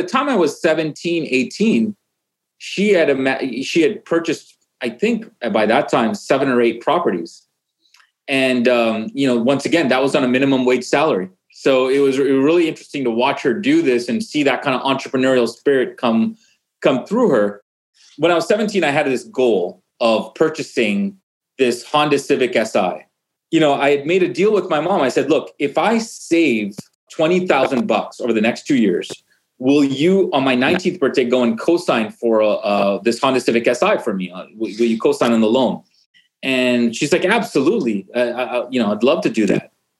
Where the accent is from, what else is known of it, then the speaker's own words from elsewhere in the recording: Vancouver, British Columbia, Canada; moved away; I'm actually originally from Vancouver, Canada, and my parents originally actually came from Uganda, East Africa.